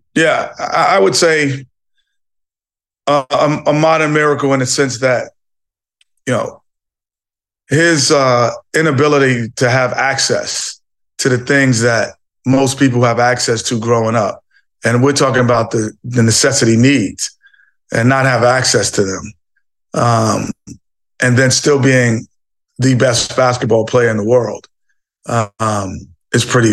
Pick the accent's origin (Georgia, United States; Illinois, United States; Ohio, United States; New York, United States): New York, United States; New York City; Growing up in New York City, you're, you're, you're a melting pot of people, cultures, and, and, and religions